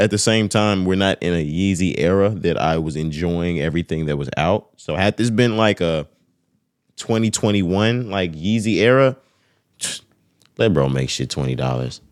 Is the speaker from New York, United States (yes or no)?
no; Texas, United States; We're from Texas.